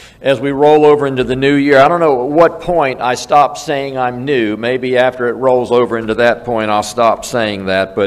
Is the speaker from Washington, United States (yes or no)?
no; South Carolina, United States; I'm from South Carolina